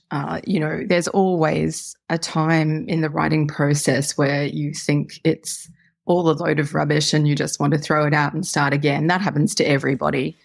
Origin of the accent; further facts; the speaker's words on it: Australia; as you may tell from my accent, I live in Australia